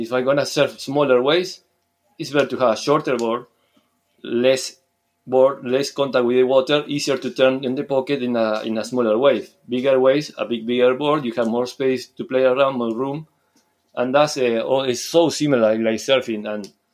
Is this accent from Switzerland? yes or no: no; Uruguay; English is a second language; moved away as an adult; now in Scotland, United Kingdom; I'm from Uruguay, South America, but now I've been living in Scotland for almost six years